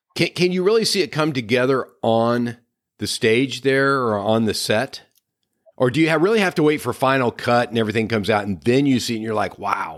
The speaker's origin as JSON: {"language": "English", "region": "Midwest", "country": "United States", "moved": "yes", "said": "I came from a small town in the Midwest"}